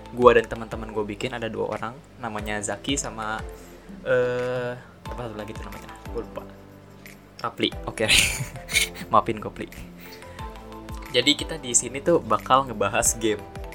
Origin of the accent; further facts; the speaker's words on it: Tangerang, Banten, Indonesia; gue anak SMA, anak Tangerang